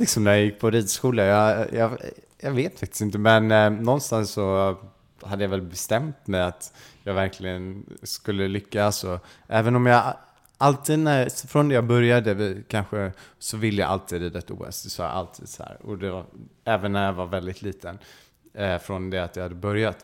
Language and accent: Swedish; Stockholm, Stockholm County, Sweden; moved away as an adult; now in England; jag växte upp inne i Stockholm